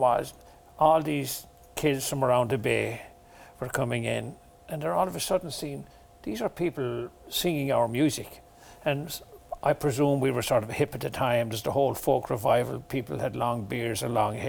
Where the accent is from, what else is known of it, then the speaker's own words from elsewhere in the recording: Newport, Munster, Ireland; moved away as an adult; now in Canada; I was born in Upper County Tipperary, a small farm